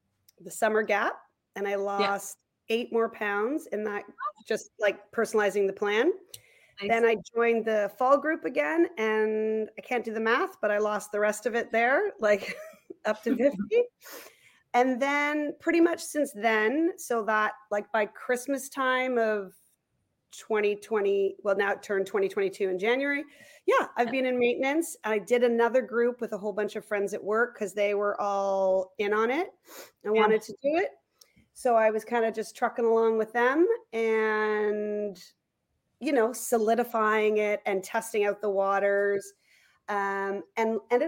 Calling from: Toronto, Ontario, Canada; I'm coming from Leaside in Toronto.

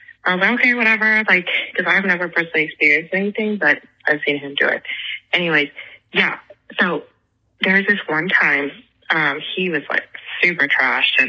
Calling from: Kansas, United States; I'm from Kansas

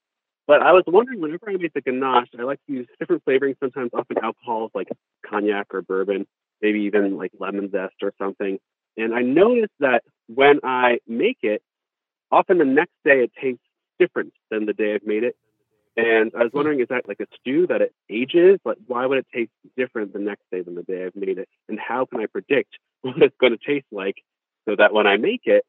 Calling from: Cambridge, Massachusetts, United States; I'm calling from Cambridge, Massachusetts.

